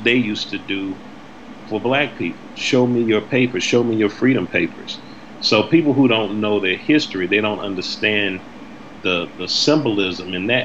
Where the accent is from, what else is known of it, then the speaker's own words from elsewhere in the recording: South Carolina, United States; now in Boston, United States; I grew up in South Carolina